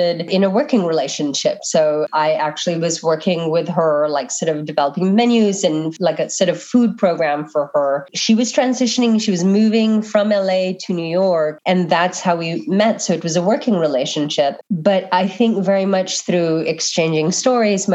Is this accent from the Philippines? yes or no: yes; Manila, Metro Manila, Philippines; now in United States; I was born and raised in Manila